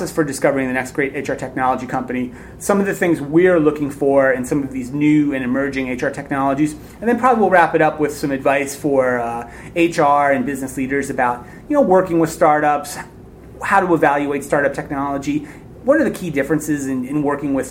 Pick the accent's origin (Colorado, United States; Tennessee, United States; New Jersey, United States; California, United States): New Jersey, United States; moved away; I grew up in New Jersey